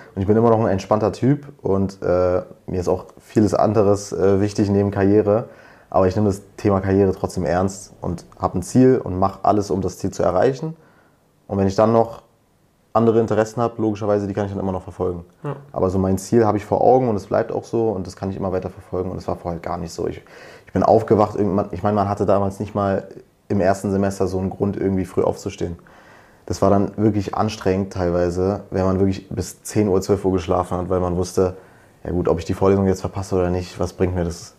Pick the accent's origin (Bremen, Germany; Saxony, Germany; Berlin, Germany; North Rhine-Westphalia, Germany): Berlin, Germany; komme aus Berlin, studiere aber an der Uni Potsdam, also in der Nähe von Berlin